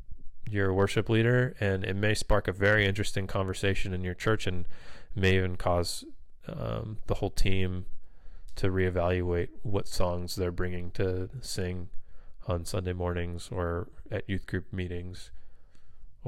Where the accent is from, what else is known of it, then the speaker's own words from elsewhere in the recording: Florida, United States; now in California, United States; I grew up in Florida, and I would wear a shirt and a tie and a suit or a sports jacket to church.